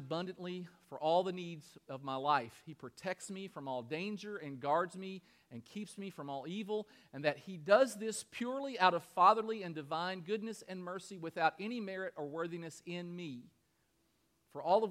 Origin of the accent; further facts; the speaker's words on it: Kentucky, United States; moved away; also born or lived in Michigan; I'm from Kentucky